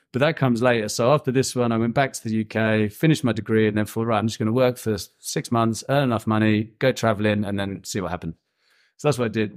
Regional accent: Birmingham, West Midlands, United Kingdom; moved away as an adult; also born or lived in Copenhagen; now in Thailand; I'm from a place called Birmingham in England

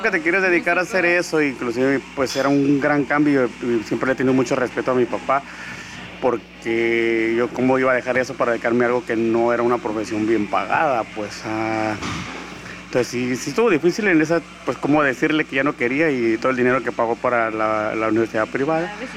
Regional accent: Tijuana, Baja California, Mexico; nací en Tijuana, Baja California, el 10 de noviembre de 1981

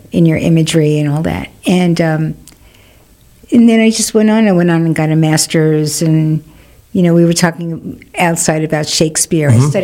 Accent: New York City, New York, United States; also born or lived in Burlington, Vermont / Manhattan, New York; I grew up in Queens.

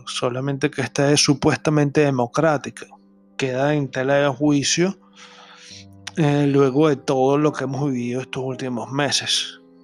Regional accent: Venezuela; lo que nosotros llamamos en criollo, en mi país Venezuela

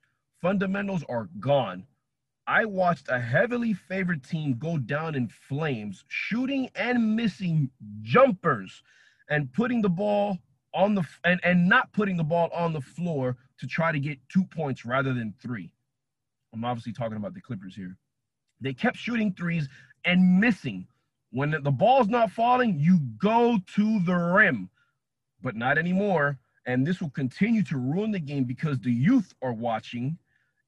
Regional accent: Miami, Florida, United States; growing up in Miami, everybody that grows, that's, you know, gone to school here and been here their whole life knows

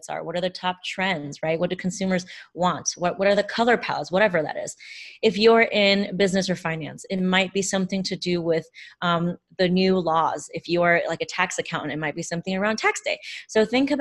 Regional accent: United States; I grew up in a bicultural household. I'm Chinese American.

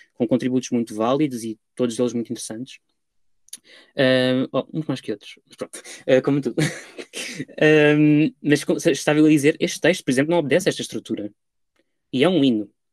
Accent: Lisbon, Portugal; moved away as an adult; also born or lived in Paris; now in London, United Kingdom; ao ir de Lisboa para Paris e depois de Paris para Londres

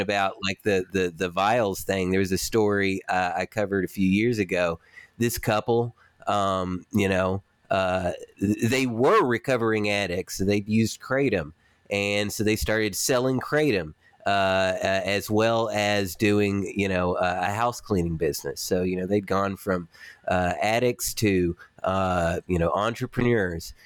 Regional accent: Warren County, Tennessee, United States; moved away; I'm from Warren County, Tennessee

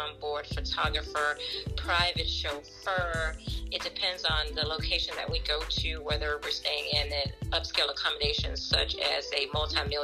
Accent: Montgomery, Alabama, United States; moved away as an adult; I am originally from Montgomery, Alabama

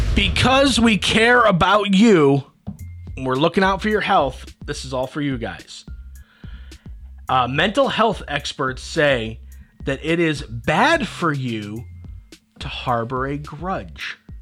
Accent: Kendall, New York, United States; I'm from Kendall, New York

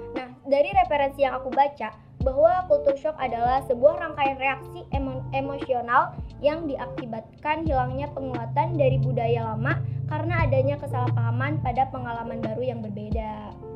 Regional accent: Kuningan, West Java, Indonesia; moved away as an adult; now in Tasikmalaya, Indonesia; aku juga anak rantau nih kebetulan aku dari Kuningan

